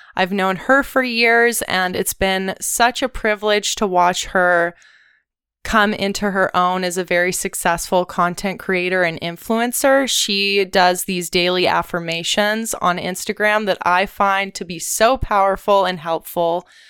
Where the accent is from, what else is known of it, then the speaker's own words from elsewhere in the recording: Ventura, California, United States; I'm a SoCal native. I grew up in Ventura, California